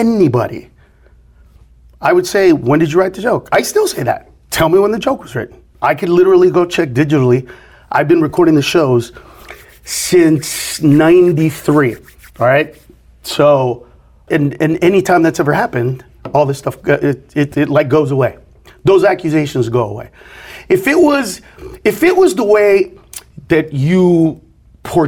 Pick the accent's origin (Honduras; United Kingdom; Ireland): Honduras; now in United States; I'm from Honduras